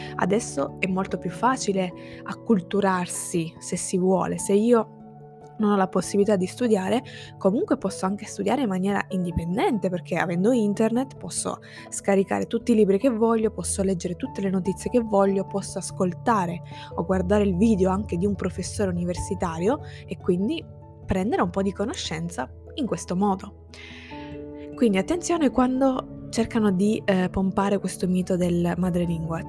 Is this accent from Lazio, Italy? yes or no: no; Sicily, Italy; first language Italian and Sicilian; ciò che per me è madrelingua sarebbe esclusivamente l'italiano e il siciliano